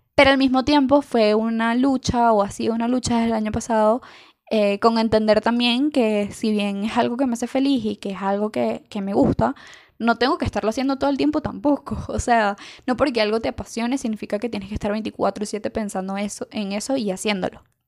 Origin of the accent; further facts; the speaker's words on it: Venezuela; algo que nos pasa mucho como venezolanos